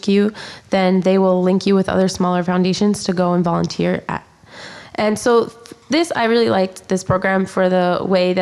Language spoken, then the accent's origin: English; Philadelphia, Pennsylvania, United States; I'm from Pennsylvania originally and then went to Temple.